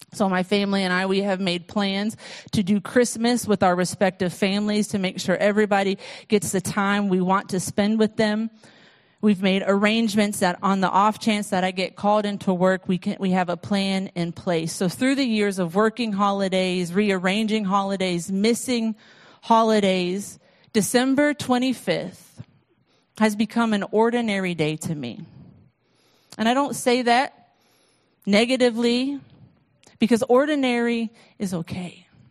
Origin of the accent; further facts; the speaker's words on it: United States; being an American